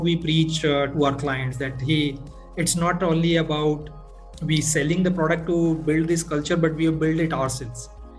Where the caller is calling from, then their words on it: Bangalore, Karnataka, India; I am dialing in from Bangalore in India.